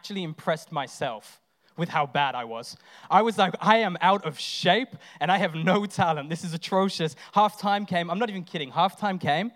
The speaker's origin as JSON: {"language": "English", "region": "England", "country": "United Kingdom", "moved": "yes", "lives_now": "Australia", "said": "I'm English"}